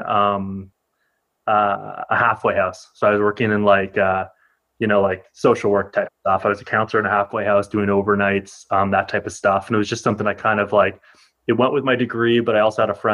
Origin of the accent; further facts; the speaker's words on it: Ottawa, Ontario, Canada; also born or lived in Toronto; I'm originally from Ottawa